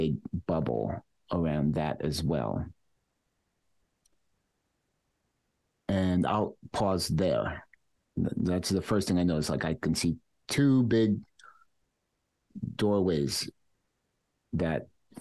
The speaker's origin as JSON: {"language": "English", "town": "New York City", "region": "New York", "country": "United States", "tie": "born or raised there", "said": "And I lived in Queens when that happened, and where I grew up my whole life. I'm from Queens."}